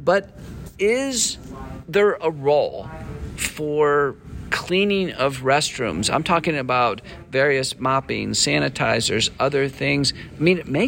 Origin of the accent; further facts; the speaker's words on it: northern Texas, United States; when I was a kid growing up in Texas, I went to a high school in northern Texas